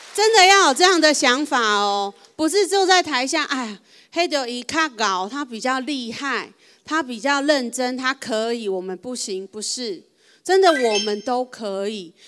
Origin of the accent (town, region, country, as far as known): Taiwan